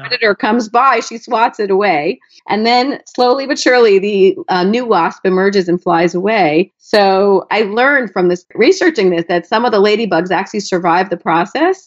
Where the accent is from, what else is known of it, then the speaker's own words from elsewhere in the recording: South Florida, United States; I grew up in South Florida where nature is pretty wild